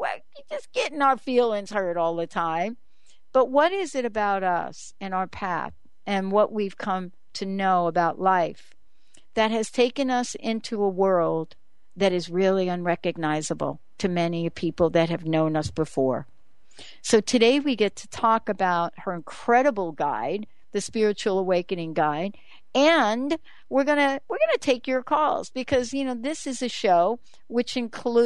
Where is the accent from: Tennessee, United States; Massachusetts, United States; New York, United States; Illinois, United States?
New York, United States; I'm from New York